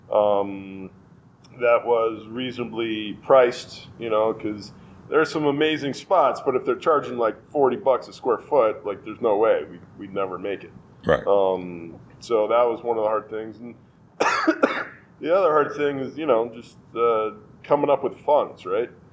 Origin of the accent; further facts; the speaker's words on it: Westchester, New York, United States; moved away as an adult; also born or lived in White Plains, New York / Ardsley, New York / Chappaqua, New York / Boulder, Colorado; now in Colorado, United States; I'm originally a New Yorker, actually. Um, I grew up in Westchester, born in White Plains